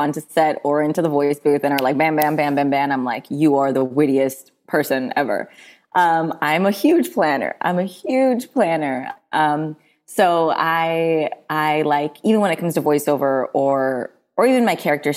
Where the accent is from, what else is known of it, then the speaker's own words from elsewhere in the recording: Bay Area, Northern California, United States; I grew up in the Bay Area, so like Northern California